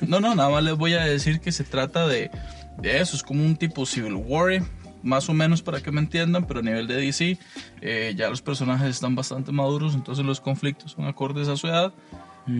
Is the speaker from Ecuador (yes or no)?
no; Alajuela, Costa Rica; yo soy de la Juela